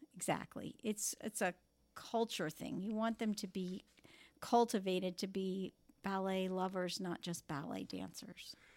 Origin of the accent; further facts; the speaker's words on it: Palm Beach, Florida, United States; moved away as an adult; also born or lived in Kansas City / Cleveland; this is my hometown